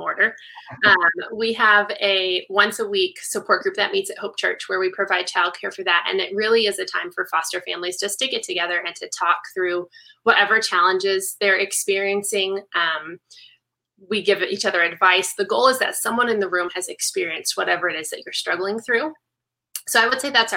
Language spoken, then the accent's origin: English; Las Vegas, Nevada, United States; I was born in Las Vegas, and John and I are both really fortunate that we have both of our extended families here